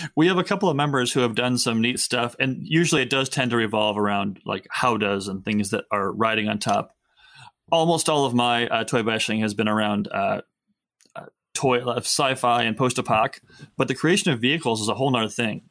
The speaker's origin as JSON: {"language": "English", "country": "United States", "said": "typical American man"}